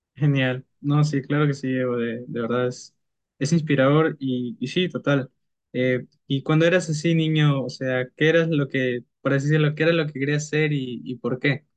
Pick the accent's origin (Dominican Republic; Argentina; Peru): Peru; somos de Perú